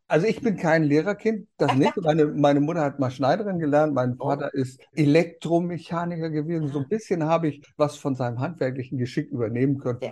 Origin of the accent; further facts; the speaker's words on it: Berlin, Germany; moved away; Wir kommen ja aus Berlin. Da bin ich geboren. berlin buko Berlin-West